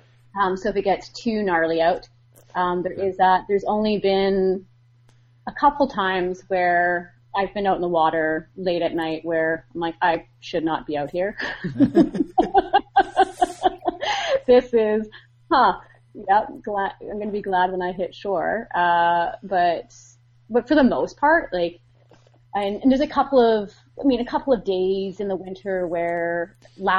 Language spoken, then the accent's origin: English; Vancouver, British Columbia, Canada; also born or lived in Rocky Mountains; I grew up in Vancouver